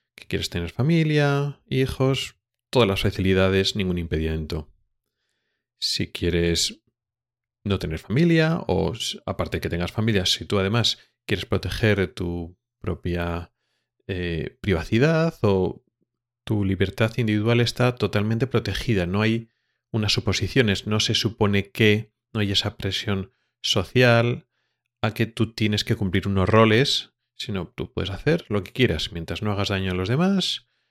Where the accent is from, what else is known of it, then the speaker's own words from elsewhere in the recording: Spain; moved away as an adult; now in Sweden; como español